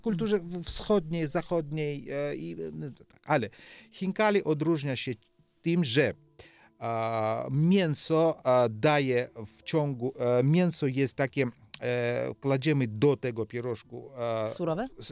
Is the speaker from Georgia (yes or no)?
yes; Georgia; Polish is a second language; moved away as an adult; ja jestem Gruzinem, to, to jest prawda, ale druga prawda jest to, że ja jestem Polakiem w Polowie